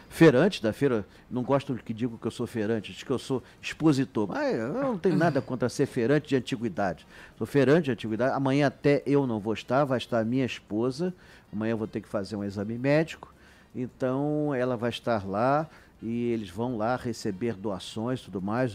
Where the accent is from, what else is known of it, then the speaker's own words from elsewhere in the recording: Petrópolis, Rio de Janeiro, Brazil; na minha infância, tinha chuva em Petrópolis